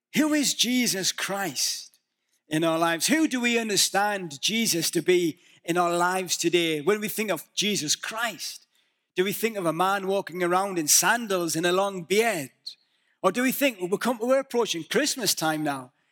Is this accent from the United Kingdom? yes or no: yes; the north of England, United Kingdom; moved away; Can you understand my accent? I'm from the north of England, and we are notoriously, um, difficult to understand